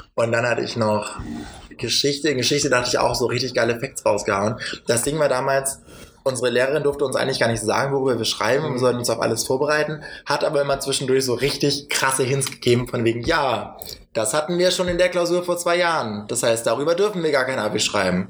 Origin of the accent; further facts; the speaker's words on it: Schleswig-Holstein, Germany; wir kommen ja beide aus Schleswig-Holstein